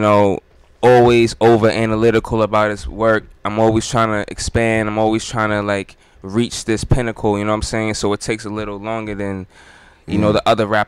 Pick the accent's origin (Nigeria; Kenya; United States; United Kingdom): United States; Groton, Connecticut; moved away; I'm from Connecticut originally